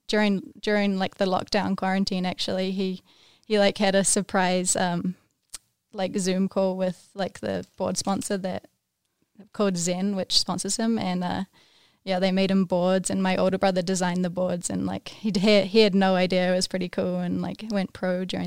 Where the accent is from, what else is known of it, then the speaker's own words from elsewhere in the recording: Wanaka, Otago, New Zealand; now in United States; I grew up in Wanaka